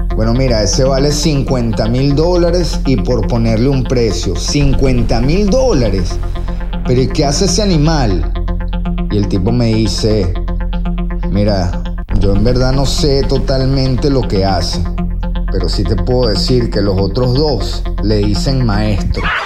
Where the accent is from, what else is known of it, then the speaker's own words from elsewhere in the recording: Venezuela; moved away; yo como venezolano